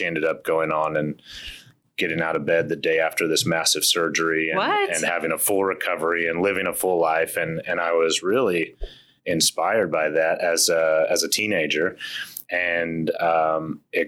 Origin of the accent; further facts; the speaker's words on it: Oklahoma, United States; also born or lived in Iowa / Pennsylvania; we moved to Oklahoma when I was in the fifth, sixth grade